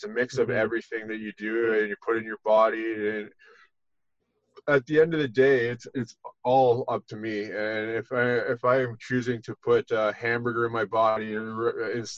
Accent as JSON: {"language": "English", "region": "Ontario", "country": "Canada", "tie": "born or raised there", "moved": "as an adult", "lives_now": "Collingwood, Canada", "said": "it's been 9 months since I've left my hometown there and moved up to Collingwood"}